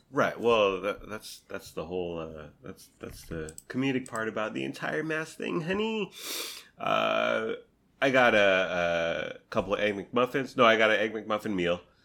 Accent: San Diego, California, United States; moved away; I grew up in San Diego.

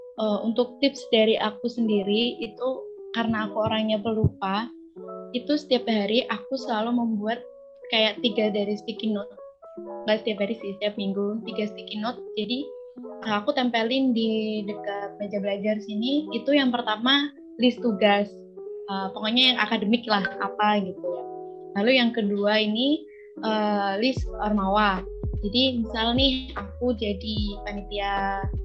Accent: Karawang, West Java, Indonesia; moved away as an adult; now in Jember, Indonesia; aku dari jauh, dari Karawang, Jawa Barat

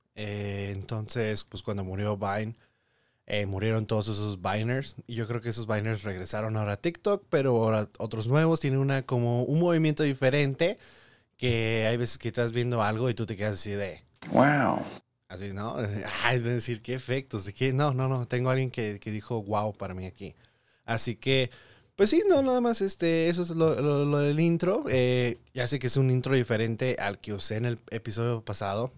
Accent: Tepic, Nayarit, Mexico; also born or lived in Tijuana, Baja California; now in United States; a la bella ciudad de Tepic Nayarit, porque pues ahí crecí

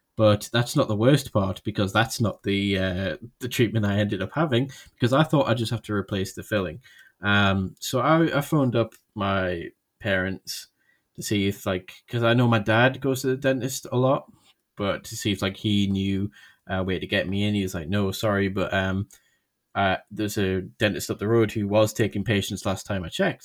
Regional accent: United Kingdom; I'm British

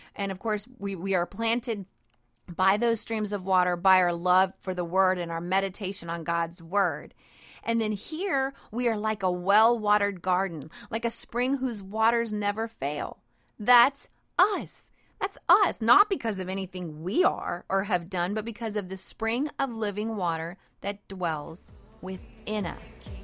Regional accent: Cajun country, South Louisiana, United States; I'm a Cajun girl, and I live in Cajun country in South Louisiana

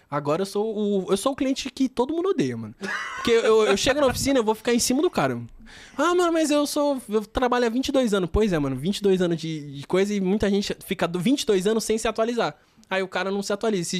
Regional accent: Taboão da Serra, São Paulo, Brazil; e como eu sou do Taboão tá muita gente que me segue é do Taboão

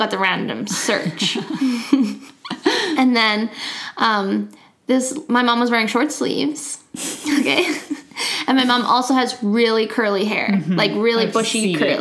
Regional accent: Medicine Hat, Alberta, Canada; I'm from Medicine Hat

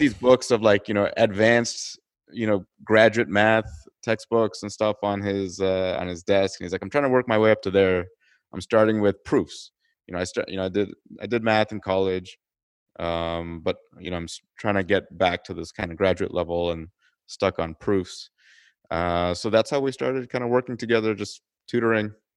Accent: Toronto, Ontario, Canada; moved away as an adult; also born or lived in California; I'm originally from Toronto, Canada

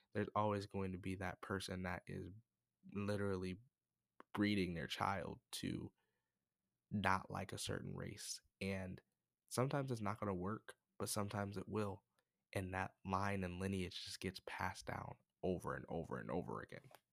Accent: United States; I'm from America, by the way, I'm not from Africa

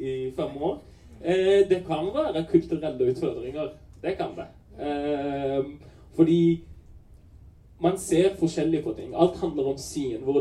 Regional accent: Pakistan; Og jeg vil komme ut av skapet som pakistaner.

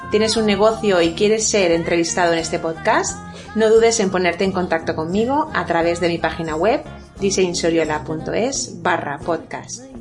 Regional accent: Valencian Community, Spain; Soy valenciana.

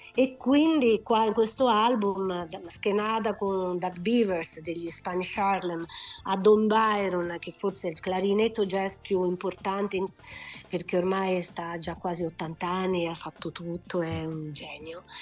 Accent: Pavia, Lombardy, Italy; moved away; also born or lived in Marche; Poi sono cresciuta a Pavia

